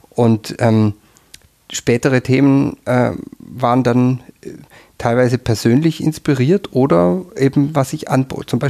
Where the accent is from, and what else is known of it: Southern Germany, Germany; now in Austria